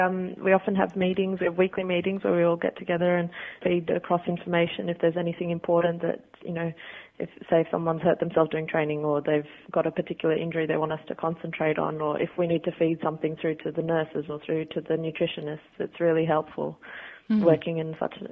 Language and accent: English; Sydney, New South Wales, Australia; now in England, United Kingdom; That's correct, yeah. Born and bred in Australia, yep.